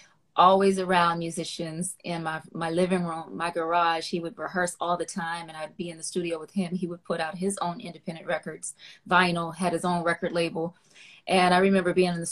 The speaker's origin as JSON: {"language": "English", "region": "Maryland", "country": "United States", "tie": "born or raised there", "said": "my hometown, Maryland, state of Maryland"}